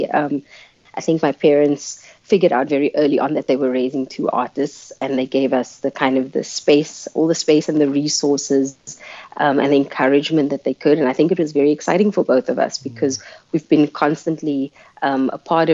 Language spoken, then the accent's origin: English; Cape Town, Western Cape, South Africa; first language Afrikaans; English is a second language; I grew up in Mitchell's Plain, and I'm the kid of two cops raised by police officers